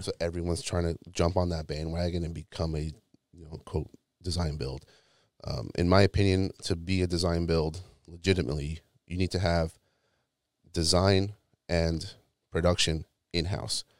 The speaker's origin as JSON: {"language": "English", "town": "New York City", "region": "New York", "country": "United States", "moved": "yes", "said": "I'm originally from New York, like, the Brooklyn, Queens area"}